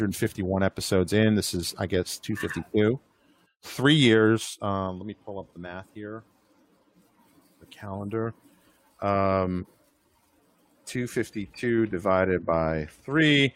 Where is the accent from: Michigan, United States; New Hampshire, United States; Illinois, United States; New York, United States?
New York, United States; moved away; I'm from New York